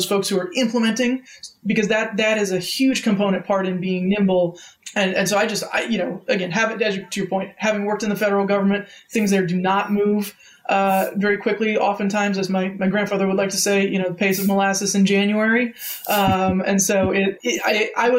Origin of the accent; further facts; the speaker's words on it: Sacramento, California, United States; I grew up in Sacramento